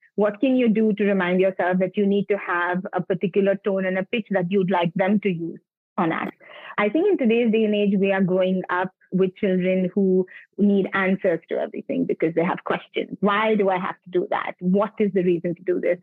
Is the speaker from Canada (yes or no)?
no; Mumbai, Maharashtra, India; I'm born and brought up in Bombay, in South Bombay.